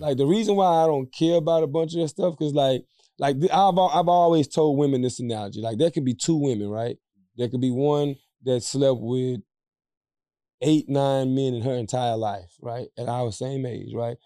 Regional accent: Louisiana, United States; We come from the, we come from the South. We come from Louisiana

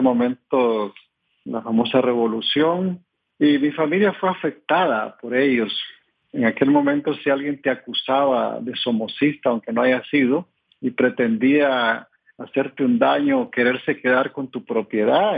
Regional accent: Nicaragua; decimos en mi país

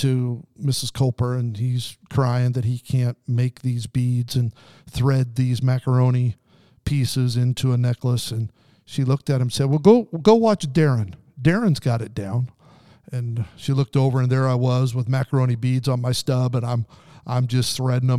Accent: Southern Idaho, United States; also born or lived in Pendleton, Oregon / Salinas, California; till I was 9 years old, we lived there before moving to Southern Idaho.

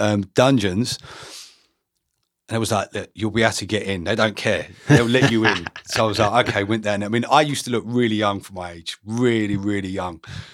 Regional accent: Harlow, East of England, United Kingdom; I grew up in Harlow.

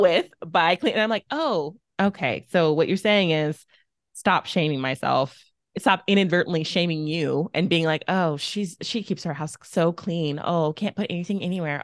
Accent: Texas, United States; moved away as an adult; also born or lived in Mississippi; I'm from Texas. I thought it was the South. And then I moved to Mississippi

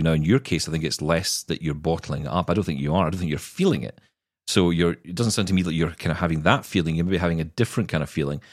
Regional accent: Glasgow, Scotland, United Kingdom; I am Scottish and it is in my blood.

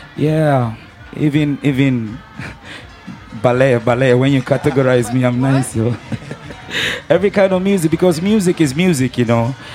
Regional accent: Ghana; I'm um, from Ghana

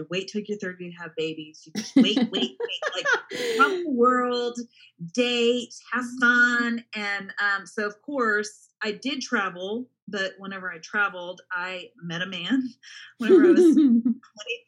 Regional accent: Dallas-Fort Worth area, Texas, United States; I actually grew up in the Dallas-Fort Worth area

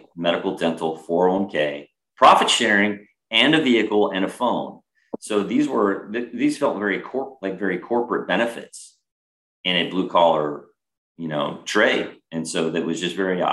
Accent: California, United States; moved away as an adult; also born or lived in Massachusetts; growing up in California

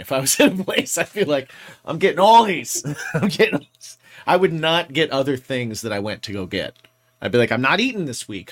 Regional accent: Indiana, United States; moved away; where I grew up in Indiana, we had Sam's Club and we also had Kroger.

